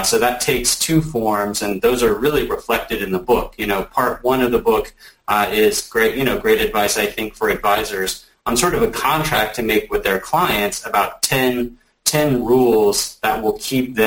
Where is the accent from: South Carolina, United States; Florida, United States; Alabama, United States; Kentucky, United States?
Alabama, United States; now in Atlanta, United States; I'm from Alabama. I live in Atlanta.